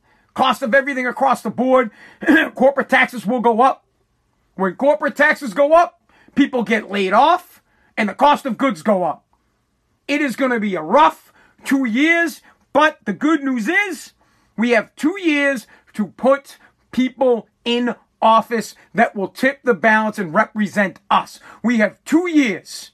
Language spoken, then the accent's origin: English; United States; I am American, I'm from America, and I speak American